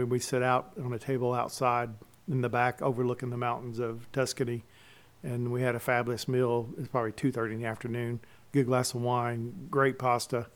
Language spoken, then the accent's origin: English; Clarksville, Tennessee, United States; I was born in Clarksville